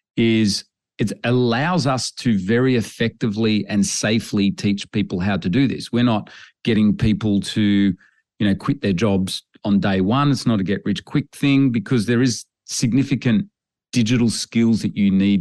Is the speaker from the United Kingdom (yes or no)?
no; Australia; growing up in Australia on farms